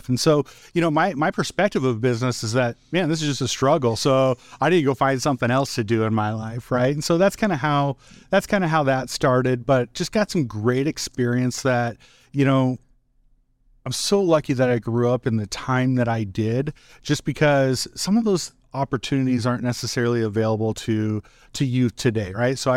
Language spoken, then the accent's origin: English; Wahoo, Nebraska, United States; growing up in Wahoo, I would say that from a business perspective, Tim, like I had a really really negative view on business